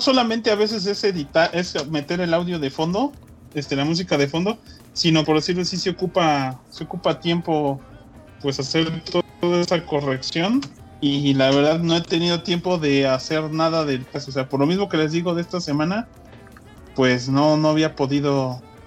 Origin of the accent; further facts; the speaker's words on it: Mexico; moved away; estos son de mi tierra, güey. Bueno, no tan de mi tierra